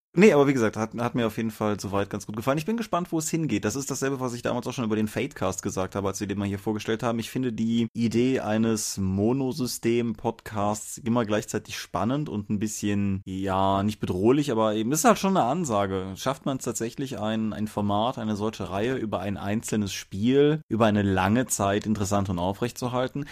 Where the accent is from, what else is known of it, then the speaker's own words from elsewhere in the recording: Rhineland, Germany; als Rheinländer